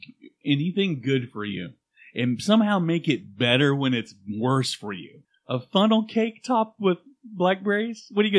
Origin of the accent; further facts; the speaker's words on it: Louisiana, United States; accent: Cajun; Cajun. We're Cajun.